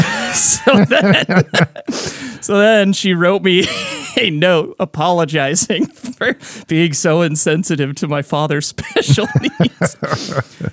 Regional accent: Washington, United States; I'm from Washington

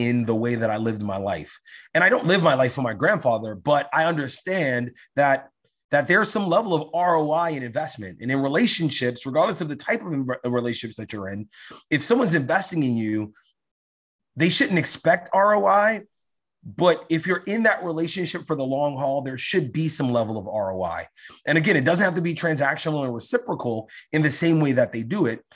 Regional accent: New York City, New York, United States; I grew up in New York, in East New York, which was a very undeveloped part of New York. It's in Brooklyn.

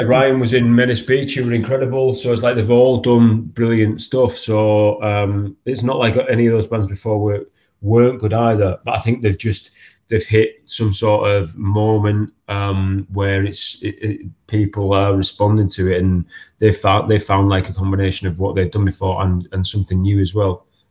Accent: Stockton-on-Tees, North East England, United Kingdom; growing up in Stockton.

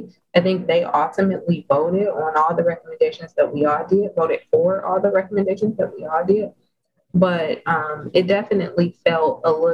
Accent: Detroit, Michigan, United States; I'm from Detroit

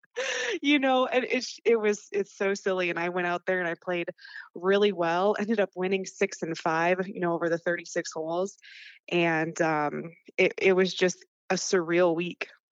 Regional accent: North Dakota, United States; I loved growing up in North Dakota

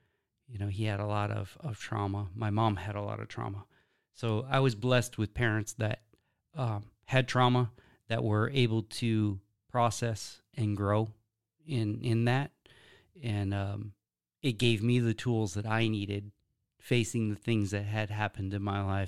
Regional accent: Wisconsin, United States; born there; I was born in Wisconsin. Yeah. I was raised essentially homestead style.

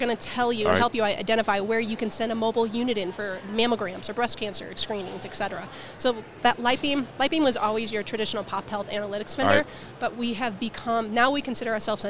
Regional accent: St. Louis, Missouri, United States; St. Louis.

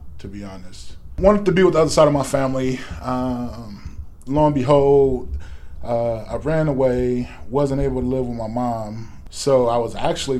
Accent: Los Angeles, California, United States; moved away as an adult; also born or lived in Fresno; I'm from Los Angeles, actually a little small city in Los Angeles, which is called Watts

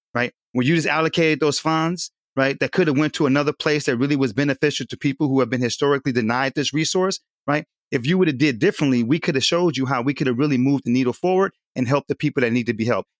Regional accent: Southern California, United States; now in Wilmington, United States; I'm originally from Southern California

